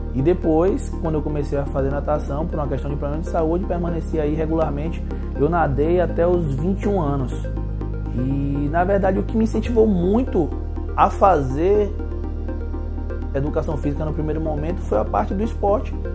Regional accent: Itabuna, Bahia, Brazil; nasci e criado aqui em Itabuna mesmo

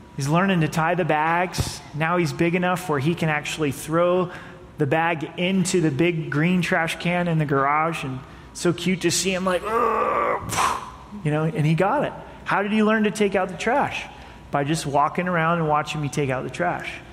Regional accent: United States; As American citizens

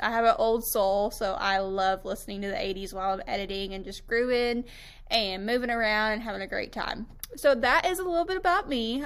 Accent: Tampa, Florida, United States; moved away as an adult; now in Western Kentucky, United States; I was actually born and raised in Tampa, Florida

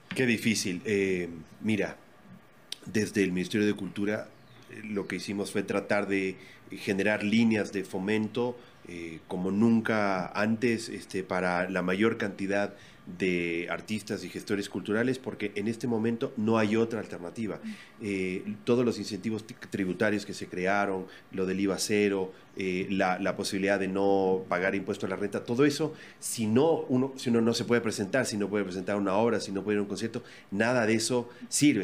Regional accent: Ecuador; así somos los ecuatorianos

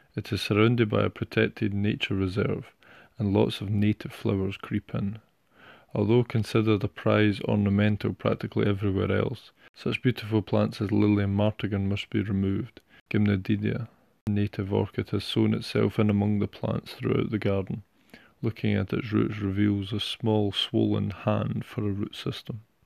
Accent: Scotland, United Kingdom; my home country of Scotland

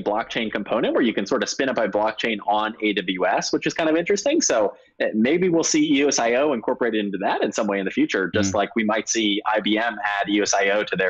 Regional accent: United States; as an American

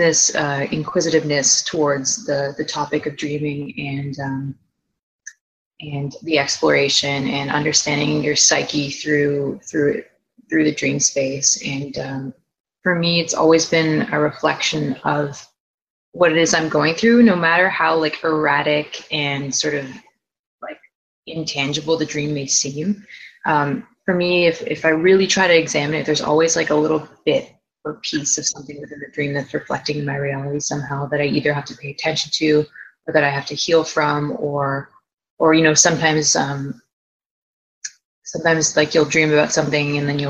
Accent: Toronto, Ontario, Canada; now in Vancouver, Canada; I am from Toronto, Ontario, Canada, currently in Vancouver right now.

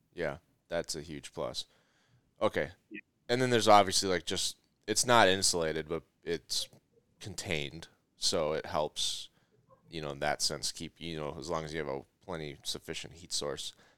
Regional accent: Minnesota, United States; I'm from Minnesota

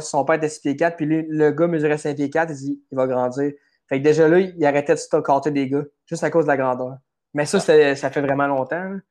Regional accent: Quebec, Canada; je suis, je suis Québécois pareil, puis ça, ça change rien que j'aime, j'aime habiter au Québec quand même

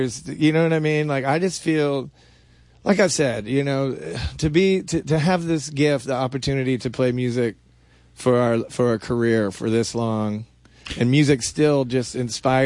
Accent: the South, United States; We come from the South

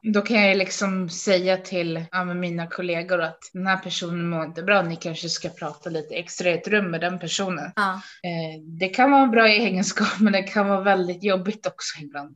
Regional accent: Uppsala, Uppsala County, Sweden; jag kommer ifrån Uppsala

